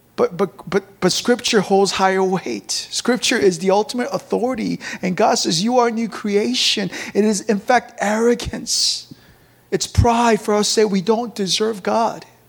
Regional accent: South Korea; moved away; also born or lived in McLean, Virginia, United States; I grew up in the countryside of Korea, one traffic light

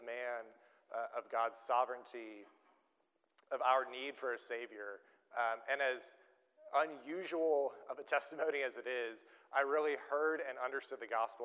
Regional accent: Oklahoma, United States; moved away; also born or lived in Cambridge, Massachusetts; I grew up in Oklahoma, in the middle of that state, and was there through all of my childhood and went to the University of Oklahoma

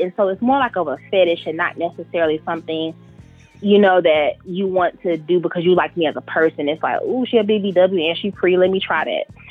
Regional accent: Charlotte, North Carolina, United States; I am in North Carolina. I'm from Charlotte.

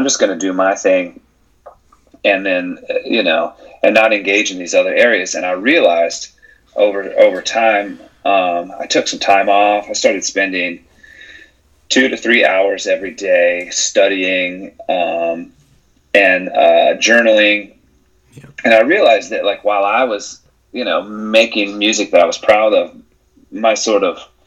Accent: Charlotte, North Carolina, United States; my hometown

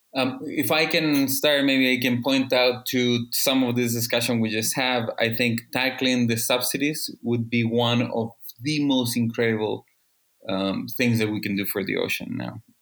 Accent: Chile; I am from Chile, the second um, biggest producer of salmon

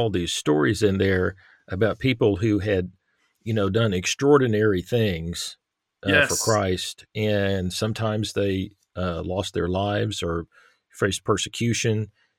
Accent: Irving, Texas, United States; now in Northern Arkansas, United States; But I grew up in the Metroplex, the Dallas Fort Worth Metroplex in Irving, Texas.

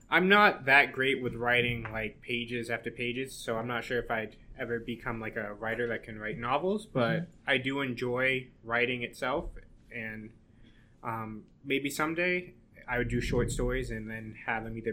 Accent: Massachusetts, United States; moved away as an adult; now in New Hampshire, United States; I'm from Massachusetts

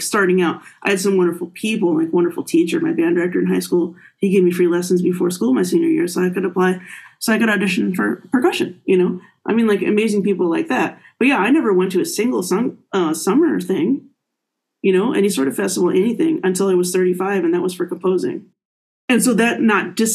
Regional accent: Appleton, Wisconsin, United States; moved away as an adult; also born or lived in Miami, Florida / Cincinnati, Ohio; now in Michigan, United States; I grew up in Appleton, Wisconsin, home of Harry Houdini

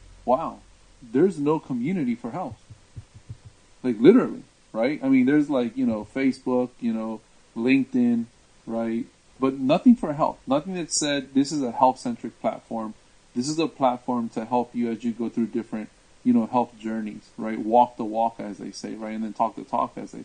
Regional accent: Washington, District of Columbia, United States; now in Orlando, United States; where I'm from is actually the D.C. area, you know, known as the DMV. Born and raised in that area

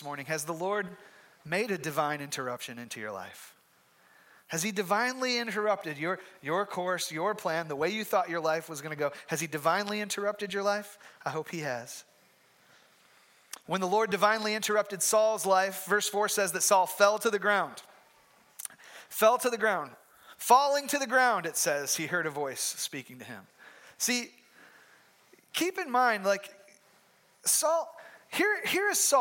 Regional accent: Michigan, United States; moved away; I'm from Michigan

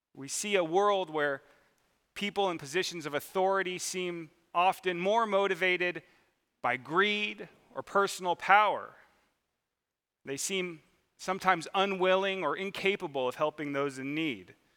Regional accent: Mission Viejo, California, United States; I grew up in Mission Viejo, California, which is, there's already people laughing, uh, which is down in southern Orange County

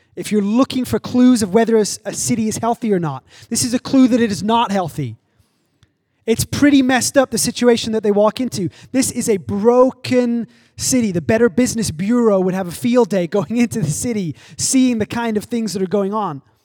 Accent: England, United Kingdom; also born or lived in Arizona / Oklahoma; now in Los Angeles, United States; I grew up in England, I've lived in Arizona and Oklahoma, and I've lived here

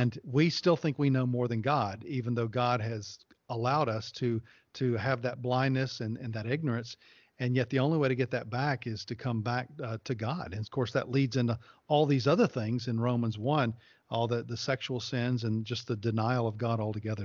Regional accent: the South, United States; I grew up in the South

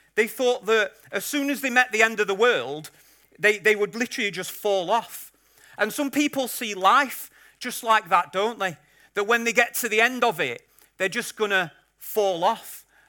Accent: Yorkshire and the Humber, United Kingdom; I'm a Yorkshireman

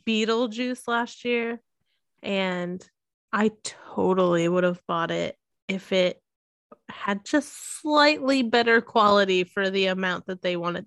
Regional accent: Missouri, United States; I'm, you know, born and raised in Missouri

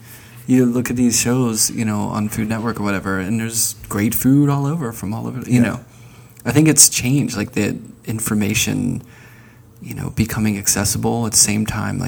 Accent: Northeast, United States; now in Athens, United States; I'm from the Northeast, and I can't stand the winters here.

